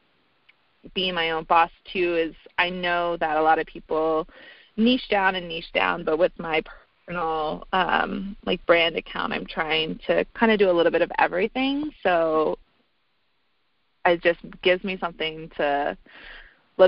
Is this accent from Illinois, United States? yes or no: no; North Carolina, United States; moved away as an adult; also born or lived in Vail, Colorado; now in Denver, United States; I moved back home from Vail for about a year to North Carolina